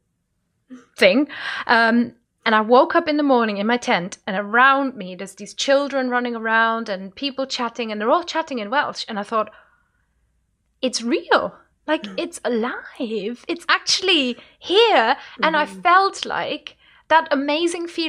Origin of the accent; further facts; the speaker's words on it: Rhineland-Palatinate, Germany; first language German; English is a second language; moved away as an adult; now in United Kingdom; I grew up like near Luxembourg, and France is really close and Belgium's really close.